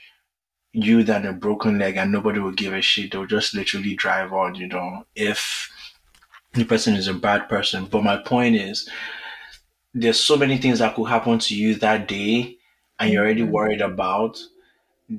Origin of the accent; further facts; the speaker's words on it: Nigeria; as a Nigerian